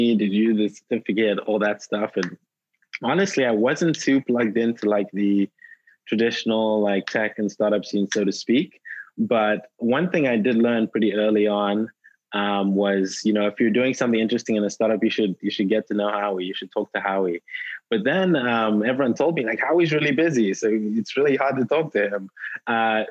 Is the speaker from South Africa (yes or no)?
yes; South Africa; moved away as an adult; also born or lived in Durham, North Carolina, United States; now in Nigeria; I was born in Nigeria, grew up in South Africa.